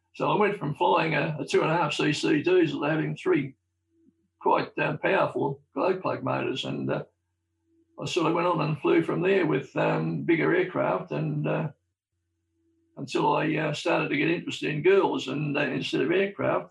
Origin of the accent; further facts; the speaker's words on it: Melbourne, Victoria, Australia; I was born in South Melbourne, uh, not, not, not too far away from Albert Park